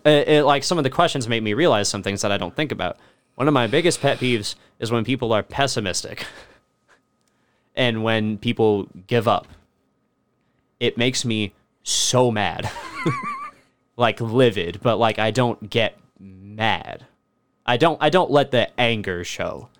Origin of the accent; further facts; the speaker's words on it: Alabama, United States; now in Kentucky, United States; I've always lived, like, in the city, despite the fact that I'm from Alabama